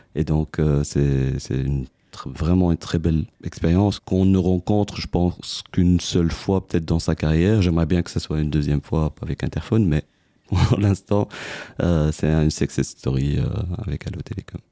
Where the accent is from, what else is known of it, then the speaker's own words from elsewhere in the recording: Tunisia; moved away as an adult; now in Belgium; je suis tunisien d'origine, arrivé en Belgique en 2002.